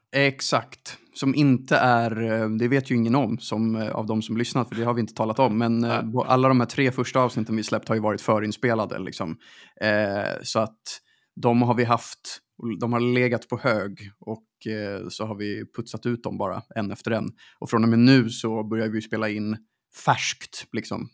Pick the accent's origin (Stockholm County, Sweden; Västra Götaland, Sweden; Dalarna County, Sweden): Stockholm County, Sweden; Stockholm; där jag växte upp, alltså runt Sankt Eriksplan